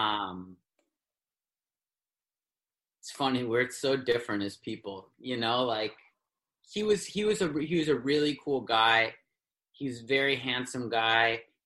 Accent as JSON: {"language": "English", "town": "New York City", "region": "New York", "country": "United States", "tie": "born or raised there", "said": "I was born in New York City"}